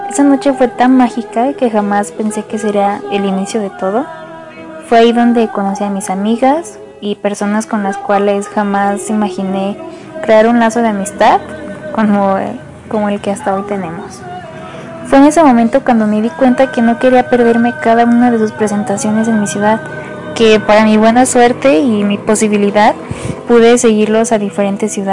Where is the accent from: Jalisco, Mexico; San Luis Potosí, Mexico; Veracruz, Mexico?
San Luis Potosí, Mexico; de San Luis Potosí, tengo 21 años